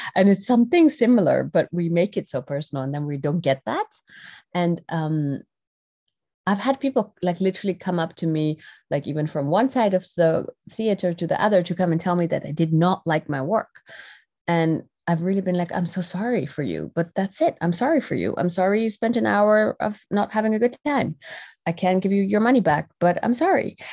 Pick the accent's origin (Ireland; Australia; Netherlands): Netherlands; I was r-, born and raised in the Netherlands, uh, in Europe